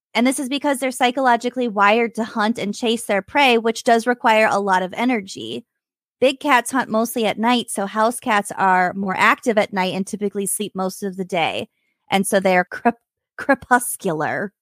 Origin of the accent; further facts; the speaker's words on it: Minnesota, United States; we're from Minnesota